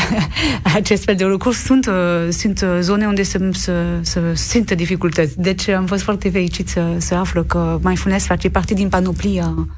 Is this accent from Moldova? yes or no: no; Lorraine, Grand Est, France; Romanian is a second language; moved away; M-am născut în Lorena, care este o regiune care a fost marcată de doi război mondial